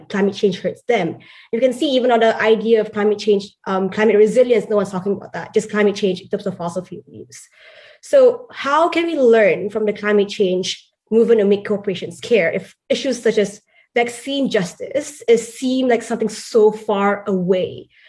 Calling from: Oxford, South East England, United Kingdom; I'm calling from Oxford.

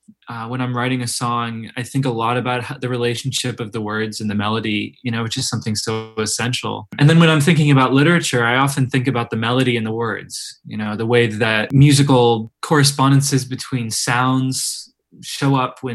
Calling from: Oberlin, Ohio, United States; I'm calling in from Oberlin, Ohio.

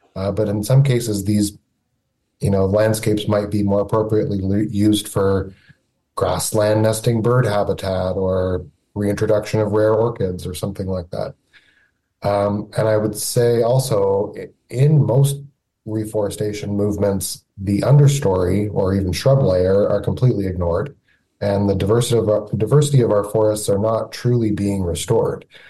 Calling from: Niagara region, Ontario, Canada; I'm calling from Niagara, Niagara region in Ontario

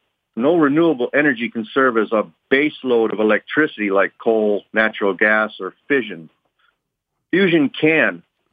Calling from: Virginia Beach, Virginia, United States; I'm calling from Virginia Beach, Virginia.

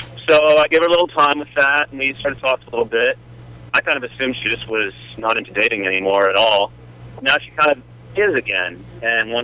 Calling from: Oakland, California, United States; I'm calling from the East Bay, Oakland

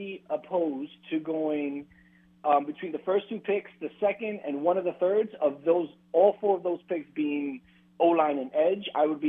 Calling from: Washington, United States; Hey, what's up, guys? It's … from Washington.

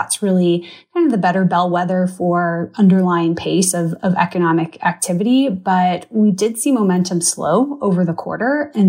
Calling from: Charlotte, North Carolina, United States; So I'm joining you from Charlotte. So our closest NHL team is in Raleigh.

